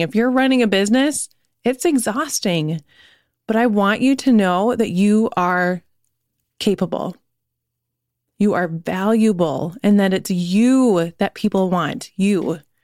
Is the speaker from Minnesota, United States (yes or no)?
yes; Minneapolis, Minnesota, United States; We're from Minneapolis.